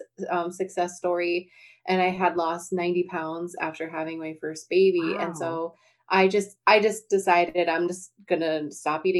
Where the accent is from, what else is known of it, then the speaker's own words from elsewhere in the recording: North Dakota, United States; I'm from North Dakota